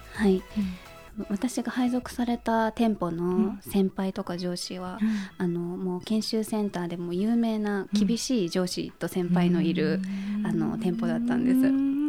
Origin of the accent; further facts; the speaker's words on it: Tokyo, Japan; 葛西で生まれたというところがあるので